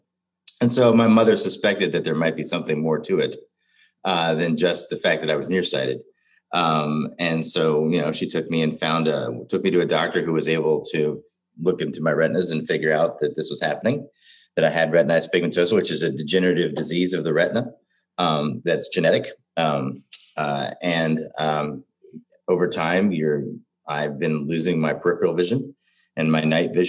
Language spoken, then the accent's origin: English; Cincinnati, Ohio, United States; now in Minneapolis, United States; As a young boy growing up in Cincinnati, Ohio, I was diagnosed with retinitis pigmentosa